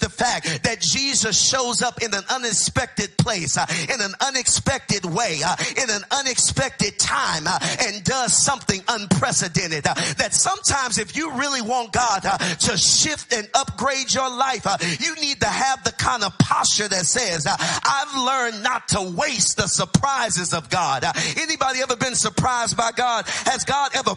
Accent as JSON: {"language": "English", "region": "Texas", "country": "United States", "tie": "born or raised there", "said": "I grew up in Texas"}